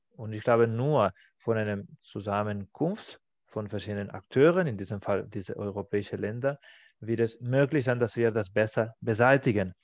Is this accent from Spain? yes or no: yes; Spain; German is a second language; now in Germany; in meiner Heimat in Spanien